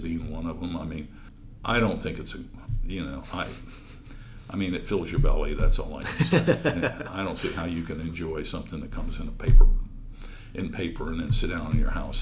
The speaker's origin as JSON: {"language": "English", "region": "Central Florida", "country": "United States", "tie": "born or raised there", "said": "when I was growing up in Central Florida"}